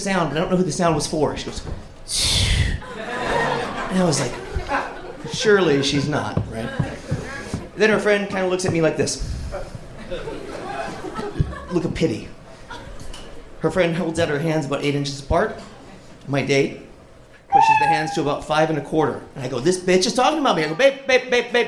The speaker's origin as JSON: {"language": "English", "town": "San Antonio", "region": "Texas", "country": "United States", "moved": "yes", "lives_now": "Albuquerque, United States", "said": "I live in Albuquerque now. I'm from San Antonio"}